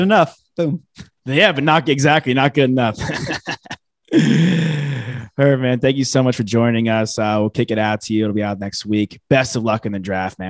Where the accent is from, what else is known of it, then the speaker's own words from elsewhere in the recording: New York, United States; moved away; I'm from New York originally.